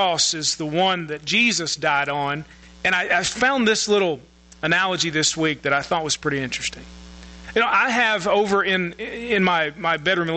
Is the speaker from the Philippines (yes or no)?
no; United States; we as American Christians